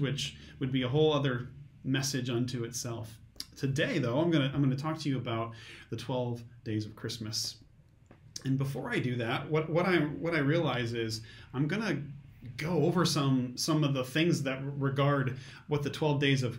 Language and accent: English; Metamora, United States; I grew up in Metamora and graduated from Metamora High School